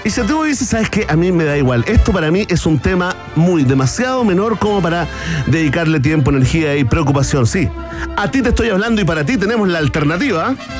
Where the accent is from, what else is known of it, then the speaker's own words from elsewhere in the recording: Chile; porque somos todos chilenos